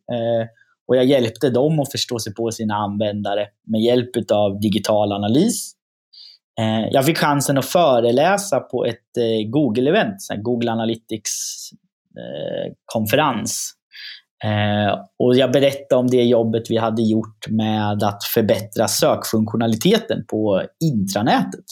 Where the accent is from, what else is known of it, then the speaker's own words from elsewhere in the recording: Östergötland, Sweden; accent: östgötska; min östgötska slår igenom